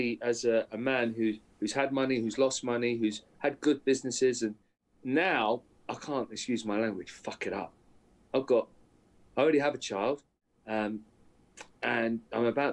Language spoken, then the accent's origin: English; Aldershot, South East England, United Kingdom; I'm in my mum's house, the house that I grew up in Aldershot, good old Aldershot